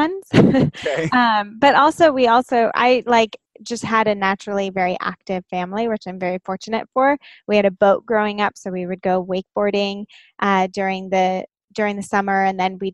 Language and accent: English; Inland Empire, Southern California, United States; I grew up in the Inland Empire